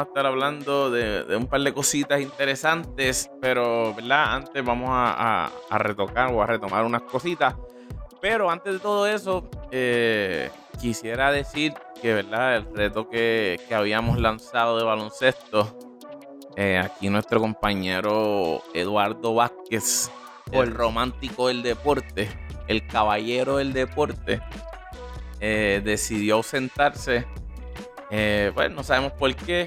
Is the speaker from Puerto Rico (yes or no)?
yes; Puerto Rico; el ser boricua